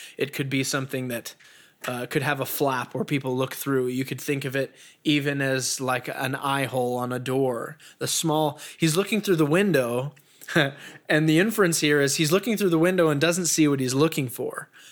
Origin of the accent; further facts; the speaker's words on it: Peyton, Colorado, United States; growing up in Peyton, we'd always chase deer out of the yard